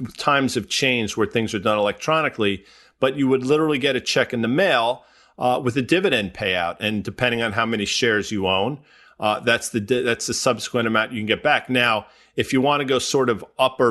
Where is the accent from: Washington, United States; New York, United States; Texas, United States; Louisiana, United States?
New York, United States; the New York area, United States; Growing up in the New York area, I'm a lifelong New York Ranger fan